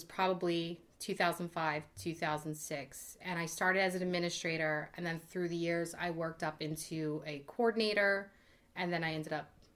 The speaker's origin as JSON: {"language": "English", "town": "Bensalem", "region": "Pennsylvania", "country": "United States", "tie": "born or raised there", "said": "I was basically born and raised in Ben Salem, Pennsylvania. It's a suburb right outside of Philadelphia"}